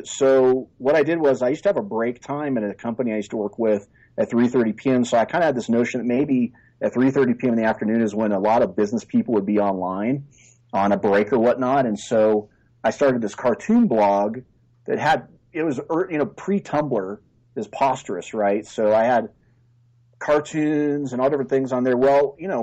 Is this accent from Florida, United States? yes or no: no; far Northern California, United States; I am a fifth generation Northern Californian. I'm sort of like the last of the Mohicans and grew up in far Northern California